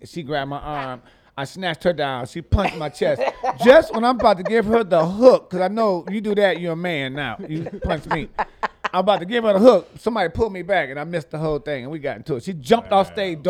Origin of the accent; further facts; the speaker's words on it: Detroit, Michigan, United States; From Detroit. I'm from Detroit. I'm born and raised in Detroit.